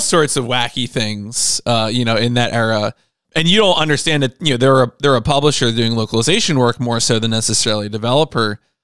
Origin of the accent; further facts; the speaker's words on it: New Jersey, United States; We're two guys from Jersey